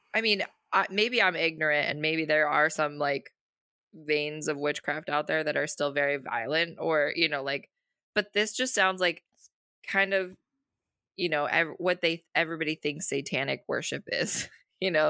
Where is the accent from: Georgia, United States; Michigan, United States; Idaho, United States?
Idaho, United States; Boise; I grew up in Boise